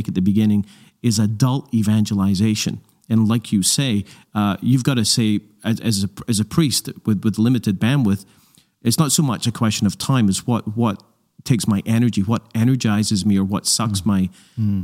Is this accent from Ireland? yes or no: no; Glasgow, Scotland, United Kingdom; I grew up in Glasgow, Scotland